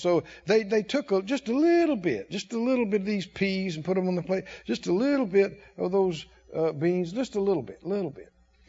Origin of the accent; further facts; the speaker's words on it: the South, United States; I know we grew up in the South. And we grew our own vegetables and lived on the farm.